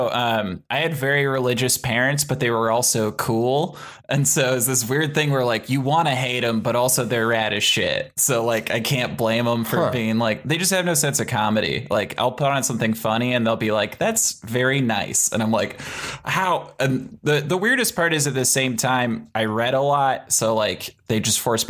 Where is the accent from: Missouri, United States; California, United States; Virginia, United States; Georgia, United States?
California, United States; San Jose; San Jose, California. I am a Bay Area boy.